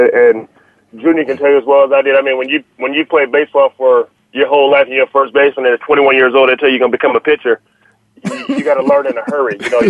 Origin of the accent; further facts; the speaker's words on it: Austin, Texas, United States; Growing up in Austin, Texas